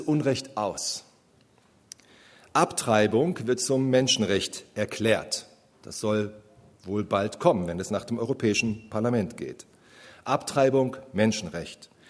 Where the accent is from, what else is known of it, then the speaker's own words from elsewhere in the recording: Germany; wir Deutsche